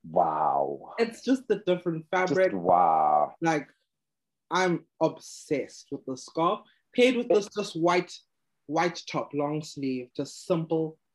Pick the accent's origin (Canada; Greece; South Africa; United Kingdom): South Africa; I'm proudly South African